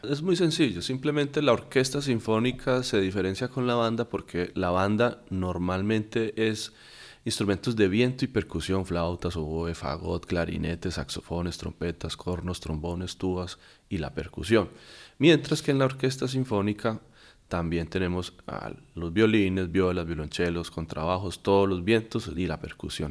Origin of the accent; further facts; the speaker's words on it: Viterbo, Caldas, Colombia; moved away as an adult; also born or lived in Pereira, Colombia; now in Lima, Peru; Yo viví muchos años en la ciudad de Pereira, yo soy de Viterbo Caldas. Allá en Viterbo comencé mi vida como músico de la banda del colegio